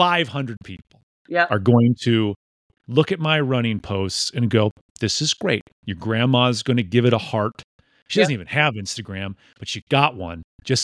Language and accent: English; Midwest, United States; There is a Midwest modesty that you and I understand growing up in the Midwest.